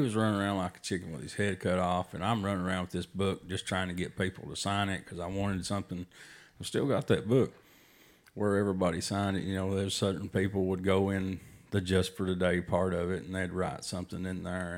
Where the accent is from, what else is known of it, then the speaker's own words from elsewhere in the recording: Tennessee, United States; we're from Tennessee